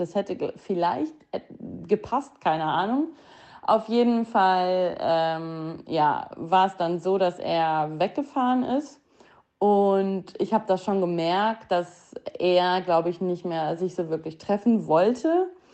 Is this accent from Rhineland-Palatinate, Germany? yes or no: no; Hilden, North Rhine-Westphalia, Germany; now in Düsseldorf, Germany; aus Hilden, ähm, aus meiner Heimat, da wo ich aufgewachsen bin